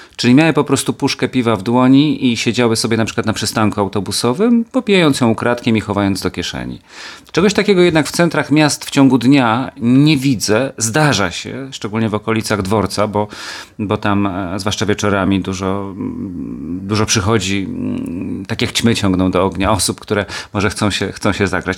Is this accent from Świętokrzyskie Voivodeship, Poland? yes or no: yes; Kielce, Świętokrzyskie Voivodeship, Poland; moved away; also born or lived in Gliwice / Katowice; Kielce moje rodzinne